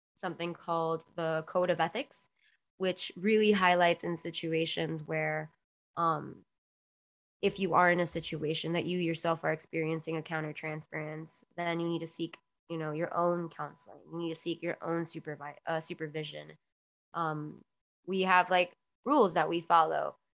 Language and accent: English; Miami, Florida, United States; also born or lived in Queens, New York; I was born in Queens, New York, um, and I was brought down to Miami at a very young age